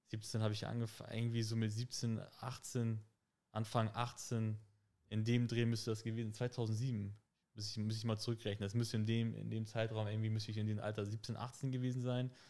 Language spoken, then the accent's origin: German; Hamburg, Germany; ich bin in Harburg aufgewachsen, auch im, im Phoenixviertel